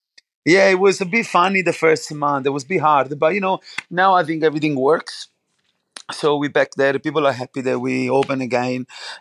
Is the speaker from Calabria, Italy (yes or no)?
no; Naples, Campania, Italy; Yeah, so I grew up obviously in Napoli, obviously outside the Naples, and I was lucky enough to have my both grandmas from two different parts of the Campania region, but still in the province of Napoli.